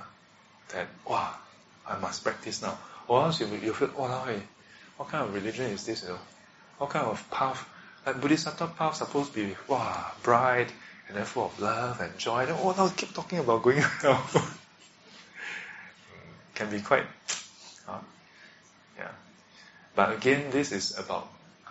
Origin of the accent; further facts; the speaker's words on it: Singapore; we are born as a Singaporean